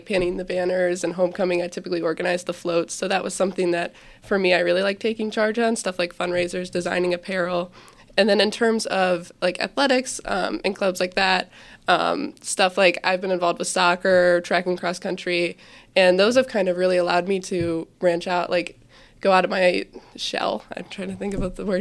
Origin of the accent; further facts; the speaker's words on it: Fairview, United States; I also grew up going to Fairview. Me and Tessa actually went to kindergarten together, so I've grown up kind of surrounded by these schools and this community